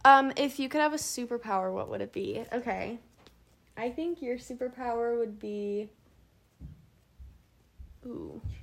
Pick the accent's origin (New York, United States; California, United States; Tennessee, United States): California, United States; Lake Forest